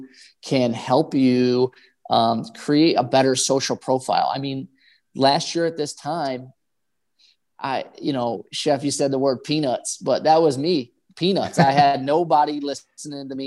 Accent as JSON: {"language": "English", "town": "Buffalo", "region": "New York", "country": "United States", "said": "I'm from Buffalo"}